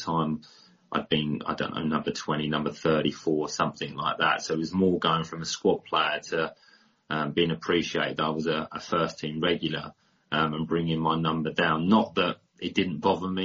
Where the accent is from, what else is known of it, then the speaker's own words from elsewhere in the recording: Hastings, South East England, United Kingdom; I was from Hastings, which is a pretty small town.